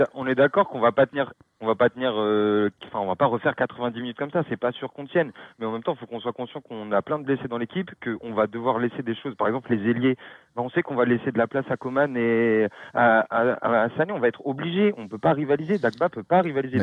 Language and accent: French; Paris, Île-de-France, France; je suis parisien